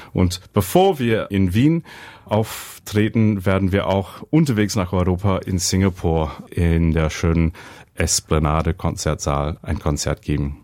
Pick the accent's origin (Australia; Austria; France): Australia; Brisbane, Queensland; German is a second language; moved away as an adult; also born or lived in Weimar, Germany; ich bin in Brisbane aufgewachsen.